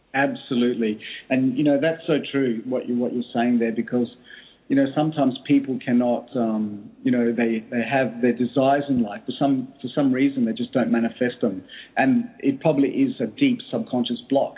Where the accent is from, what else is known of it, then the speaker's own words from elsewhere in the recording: Australia; I grew up in Australia from uh, my, my origin is Greek. My parents migrated to Australia